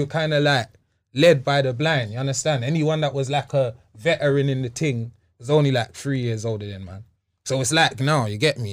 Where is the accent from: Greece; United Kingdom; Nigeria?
United Kingdom; Wembley, London; also born or lived in Hammersmith; I grew up in Wembley